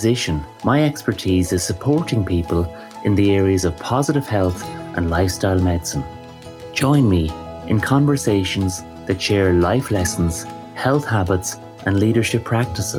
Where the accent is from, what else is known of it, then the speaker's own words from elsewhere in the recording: Waterford, Munster, Ireland; growing up in Waterford